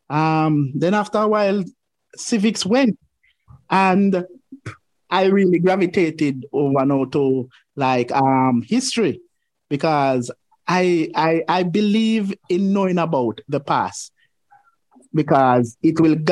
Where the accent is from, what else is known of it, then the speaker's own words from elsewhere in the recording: Savanna-la-Mar, Westmoreland, Jamaica; I was born in the Savannah Lamar Hospital down there in Westmoreland